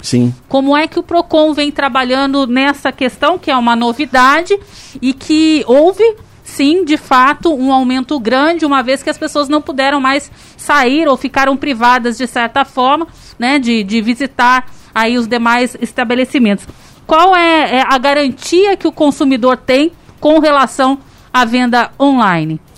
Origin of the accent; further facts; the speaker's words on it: Vale do Paraíba, São Paulo, Brazil; now in São José dos Campos, Brazil; E eu, eu não nasci aqui, mas sou da região do Vale